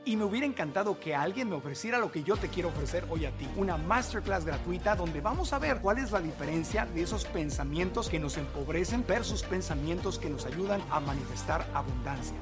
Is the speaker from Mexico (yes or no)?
yes; Mexico; now in United States; yo crecí en México